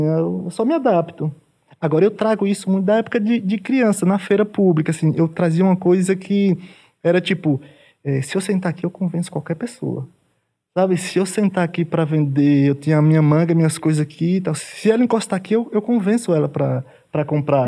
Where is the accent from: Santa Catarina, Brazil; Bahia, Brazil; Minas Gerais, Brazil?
Bahia, Brazil; Tucano; moved away as an adult; now in São Paulo, Brazil; eu nasci também no, no, interior, no caso, vim do sertão da Bahia. É, é, do município de Tucano, fica próximo de Canudos, é bem sertão mesmo